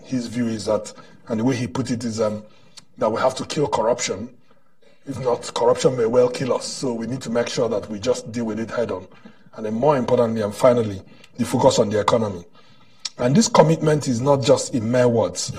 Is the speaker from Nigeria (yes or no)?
yes; Nigeria; a Nigerian who is now in government